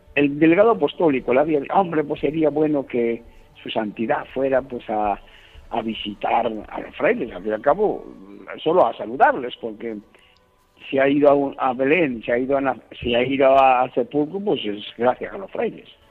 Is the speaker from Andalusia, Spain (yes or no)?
no; Castile and León, Spain; moved away; yo soy un castellano viejo